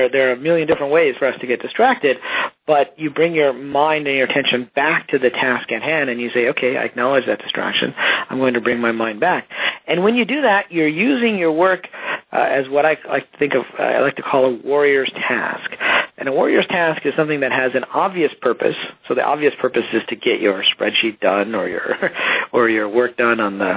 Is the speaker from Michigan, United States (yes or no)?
yes; Detroit, Michigan, United States; I grew up in Detroit, middle class